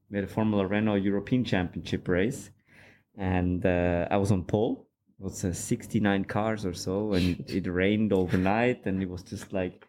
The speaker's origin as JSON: {"language": "English", "country": "Switzerland", "tie": "born or raised there", "said": "I grew up in Switzerland, and my dad always liked cars. We went go-karting there, and I used to do a bit of karting."}